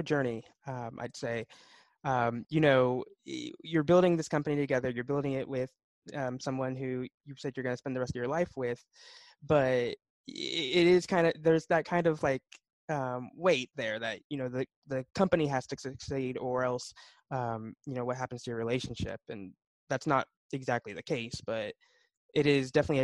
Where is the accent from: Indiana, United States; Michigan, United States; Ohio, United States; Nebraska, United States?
Indiana, United States; Indianapolis; I'm from Indianapolis, Indiana, born and raised here